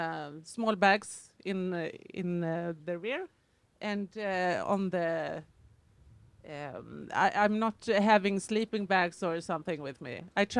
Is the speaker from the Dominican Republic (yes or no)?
no; Sweden; I am from Sweden, so it's close to Norway.